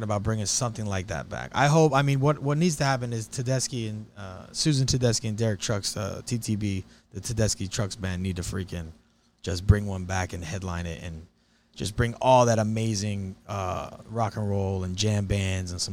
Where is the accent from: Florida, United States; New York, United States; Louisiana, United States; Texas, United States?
Florida, United States; Miami; we're from Miami, Florida